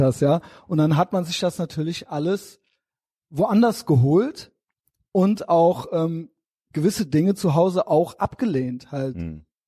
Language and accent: German; Koblenz, Rhineland-Palatinate, Germany; wenn man in äh, Koblenz und Umgebung groß geworden ist